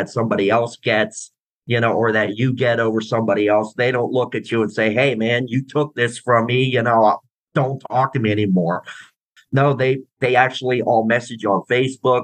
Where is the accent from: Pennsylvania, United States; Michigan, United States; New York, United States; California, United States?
Pennsylvania, United States; Palmyra; moved away as an adult; now in Florida, United States; my hometown of Palmyra, Pennsylvania, just my old stomping grounds